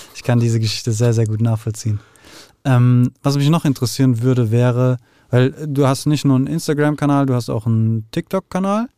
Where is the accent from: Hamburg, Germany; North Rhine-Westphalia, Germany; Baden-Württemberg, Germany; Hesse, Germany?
Hesse, Germany; Frankfurt; also born or lived in Netherlands; aufgewachsen im Westend, dann nach Holland, dann kurz, ganz, ganz kurz Sachsenhausen, dann Nordend